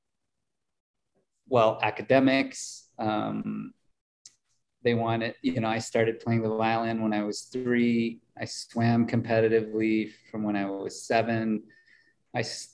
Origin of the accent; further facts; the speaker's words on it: Mankato, Minnesota, United States; I grew up in Mankato, Minnesota, population, I think it was 30,000 people